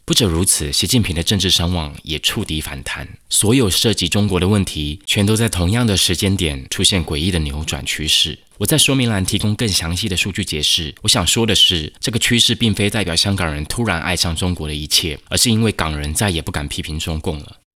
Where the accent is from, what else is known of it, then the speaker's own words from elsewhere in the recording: Taiwan; 作为台湾人